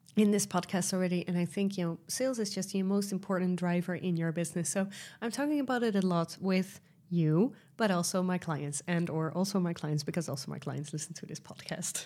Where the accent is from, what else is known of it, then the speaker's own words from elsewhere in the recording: Netherlands; accent: Dutch; English is a second language; I am Dutch, as you might hear from my accent